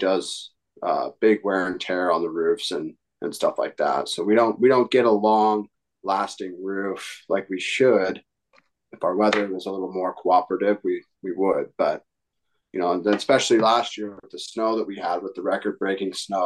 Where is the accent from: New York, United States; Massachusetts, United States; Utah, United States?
Utah, United States; West Valley City; I'm from West Valley, born in Utah. Grew up in West Valley